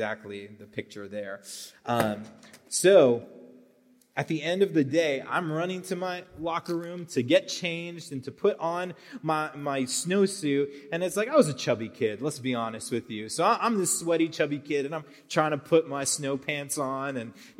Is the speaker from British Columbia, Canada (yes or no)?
no; Brossard, Quebec, Canada; moved away; Brossard, Quebec, which is in Canada. That's my hometown.